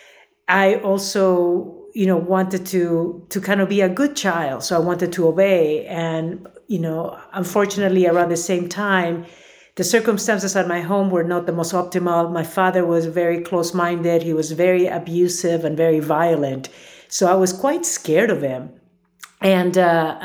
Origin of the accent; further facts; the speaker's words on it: Lima, Peru; moved away; I was born and raised in Lima, Peru.